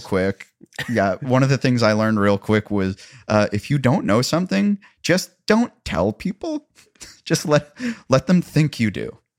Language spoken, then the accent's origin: English; Columbia, Missouri, United States; now in Nashville, United States; My hometown of Columbia, Missouri